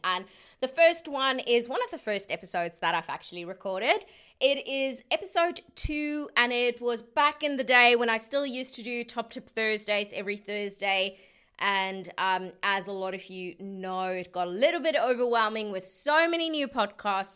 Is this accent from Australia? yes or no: no; South Africa; being South African